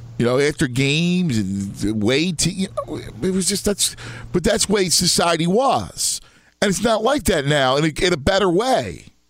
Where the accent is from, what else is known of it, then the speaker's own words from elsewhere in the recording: Philadelphia, Pennsylvania, United States; Growing up in Philadelphia, it's funny.